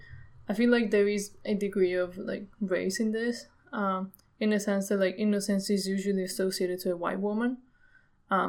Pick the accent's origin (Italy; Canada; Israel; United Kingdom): Italy; I grew up in Italy. It's a very pretty conservative country